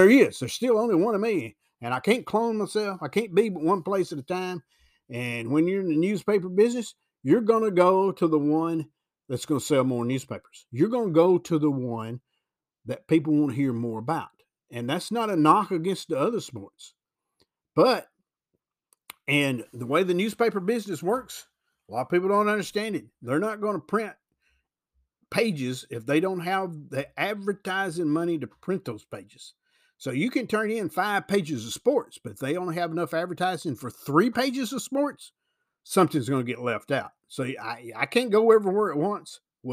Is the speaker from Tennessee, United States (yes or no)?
yes; Tennessee, United States; Also, I'm from Weakley County, McKenzie's in Carroll County, but parts of McKenzie are in Weakley County, believe that or not.